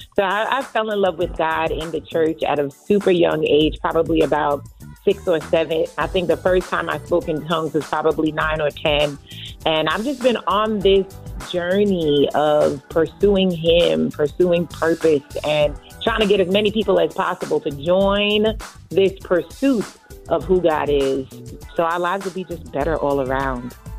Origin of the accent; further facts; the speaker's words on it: Trinidad & Tobago; now in Long Island, United States; I was born in Trinidad